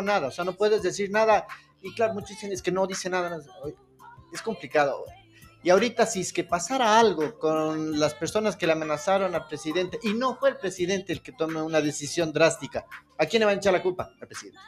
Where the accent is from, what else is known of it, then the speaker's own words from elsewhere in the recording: Ecuador; como ecuatorianos